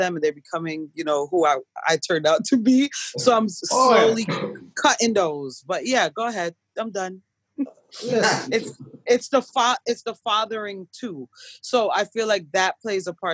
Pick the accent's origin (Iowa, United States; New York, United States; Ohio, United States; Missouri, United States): New York, United States; moved away; I'm a New Yorker.